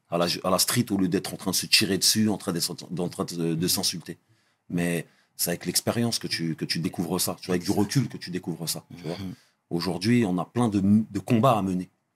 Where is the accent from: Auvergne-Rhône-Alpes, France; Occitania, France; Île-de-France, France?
Île-de-France, France; Trappes; moved away as an adult; also born or lived in Guyancourt / Saint-Maur-des-Fossés; now in United States; je suis un Doukali, j'ai grandi à Trappes